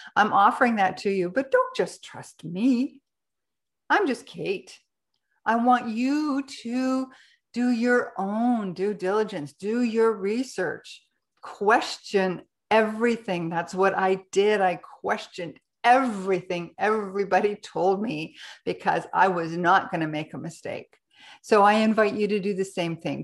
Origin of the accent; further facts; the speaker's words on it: Canada; now in Ecuador; I'm a Canadian, but I live in Ecuador